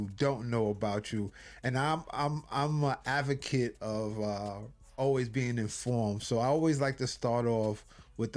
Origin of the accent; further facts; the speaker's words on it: New York City, New York, United States; I'm Harlemite